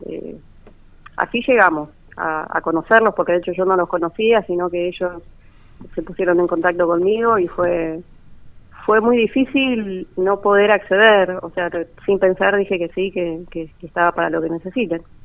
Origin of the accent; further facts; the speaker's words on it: Trelew, Chubut, Argentina; moved away as an adult; now in Buenos Aires, Argentina; yo vivo en Capital Federal, si bien soy de Trelew, hace cerca de 10 años que ya estoy desarrollando mi carrera acá